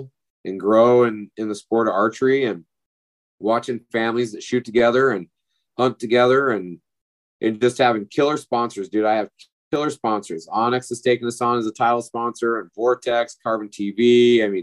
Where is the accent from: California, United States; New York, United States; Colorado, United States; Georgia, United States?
Colorado, United States; Durango; my hometown in Purgatory, Colorado, in just outside of Durango